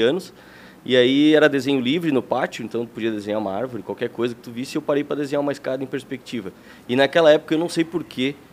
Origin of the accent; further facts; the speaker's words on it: Blumenau, Santa Catarina, Brazil; also born or lived in Lages; eu sou de Lages, não nasci em Blumenau. Olha. Mas eu vim para cá com 5 anos